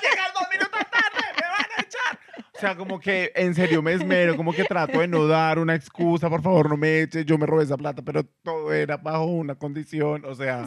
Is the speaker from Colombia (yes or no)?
yes; Colombia; moved away; el país de donde vengo